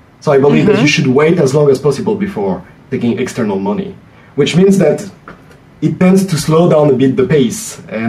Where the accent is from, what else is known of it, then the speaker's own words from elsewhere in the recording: France; English is a second language; Oh, I'm French.